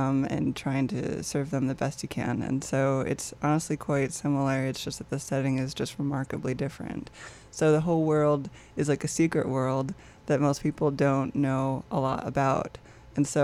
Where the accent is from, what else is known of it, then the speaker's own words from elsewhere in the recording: Michigan, United States; moved away as an adult; now in Wisconsin, United States; I'm actually from Michigan originally, and I did move to Wisconsin to do school.